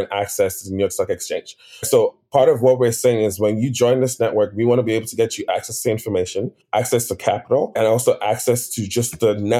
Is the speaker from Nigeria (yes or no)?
yes; Nigeria; I'm Nigerian